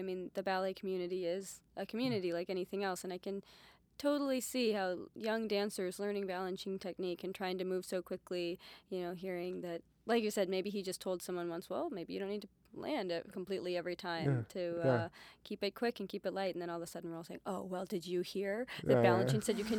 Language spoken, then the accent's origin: English; Minneapolis, Minnesota, United States; you've actually performed in my hometown, Nutcracker, in Minneapolis.